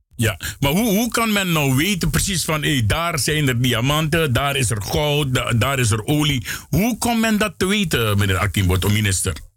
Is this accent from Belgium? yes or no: no; Suriname; wij als Surinamers